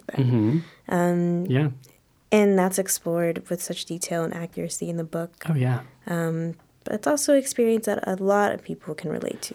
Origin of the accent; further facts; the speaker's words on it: Los Angeles, California, United States; I grew up in South